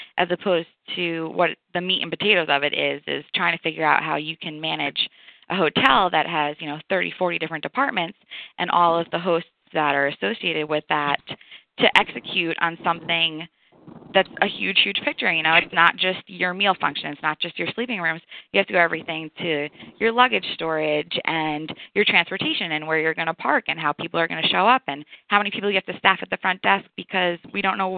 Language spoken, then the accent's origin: English; New York, United States; moved away as an adult; also born or lived in Amherst, Massachusetts; now in Atlanta, United States; I am from New York